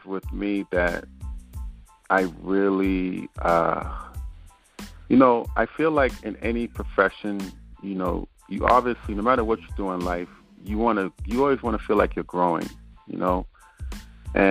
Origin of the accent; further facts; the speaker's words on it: New York City, New York, United States; I grew up in Brooklyn, you know what I mean? And I say that because, you know, when you grow up there and you're born and raised, you have a different accent that you speak from